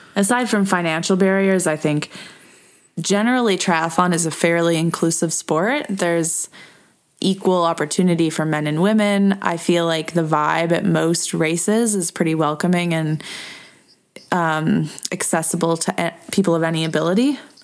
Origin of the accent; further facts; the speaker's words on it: Edmonton, Alberta, Canada; Edmonton, my hometown.